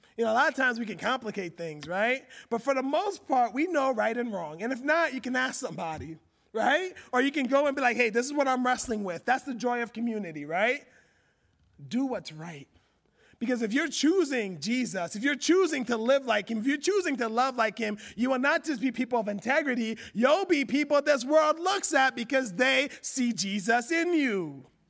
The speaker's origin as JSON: {"language": "English", "country": "United States", "tie": "born or raised there", "said": "me growing up in America"}